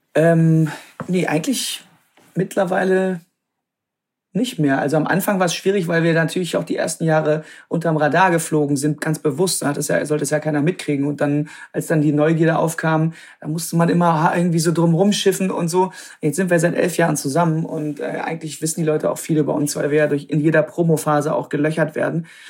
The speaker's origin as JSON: {"language": "German", "town": "Krefeld", "region": "North Rhine-Westphalia", "country": "Germany", "tie": "born or raised there", "also_born_or_lived": "Münster / Netherlands", "said": "Ich bin in Münster geboren, aber ich bin aufgewachsen am, am Niederrhein, also direkt an der holländischen Grenze, Krefeld, die Ecke"}